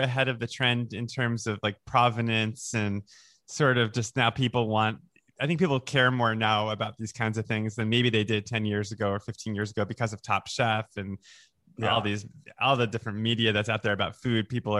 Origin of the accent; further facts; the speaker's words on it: United States; also born or lived in New York / Florida; I grew up in New York and then Florida.